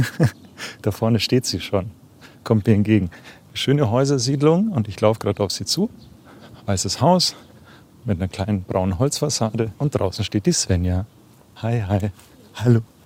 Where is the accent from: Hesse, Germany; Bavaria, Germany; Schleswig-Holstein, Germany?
Bavaria, Germany; Memmingen; moved away; Ich bin gerade in Memmingen im Allgäu, das ist meine Heimatstadt. Hier bin ich zwar nicht geboren, aber aufgewachsen